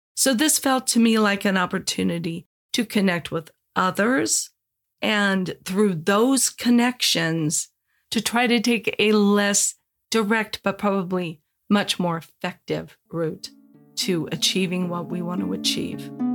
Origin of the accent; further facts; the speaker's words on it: Los Angeles, California, United States; also born or lived in Indiana; now in San Diego, United States; I grew up in Los Angeles